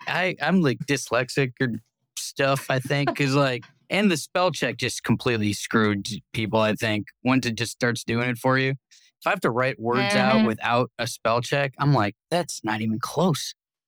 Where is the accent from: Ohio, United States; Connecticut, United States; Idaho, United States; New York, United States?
Ohio, United States; Cleveland; I'm from Cleveland, so I've spent some time near Erie, Pennsylvania.